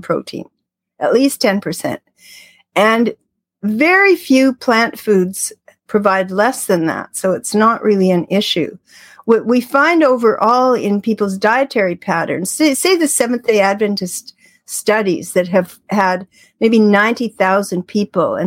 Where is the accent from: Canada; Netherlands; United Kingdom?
Canada; I'm Canadian.